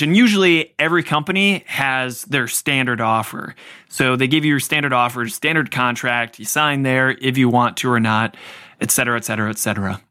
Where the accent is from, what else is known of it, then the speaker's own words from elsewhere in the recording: Cleveland, Ohio, United States; I grew up in the Cleveland area